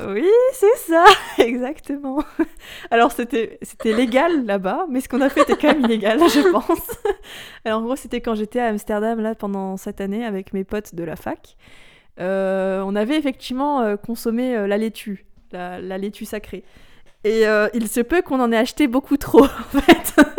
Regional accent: France; De France

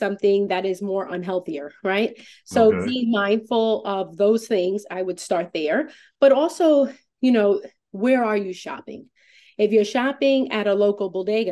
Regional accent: New York City, New York, United States; moved away as an adult; now in Fairfield County, United States; I'm originally from New York.

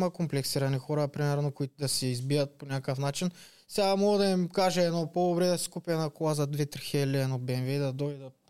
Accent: Karan Varbovka, Ruse Province, Bulgaria; Каран Върбовка, аз съм от Каран Върбовка

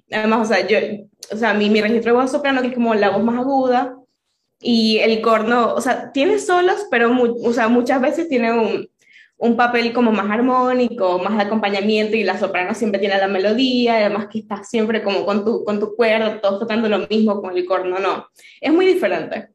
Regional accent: Venezuela; moved away as an adult; now in Argentina; la situación en, en Venezuela en el 2018 era fuerte. Y mm, yo me quería ir

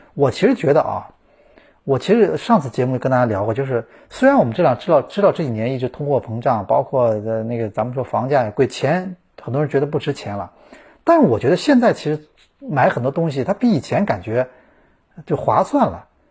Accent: China; 我们中国人

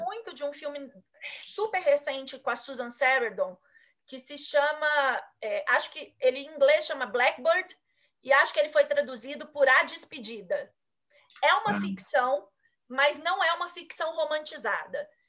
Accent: Brazil; como brasileira

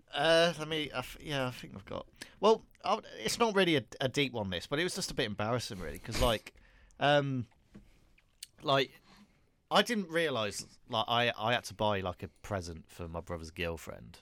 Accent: Telford, West Midlands, United Kingdom; my hometown, um, 'cause I live in a place called Telford

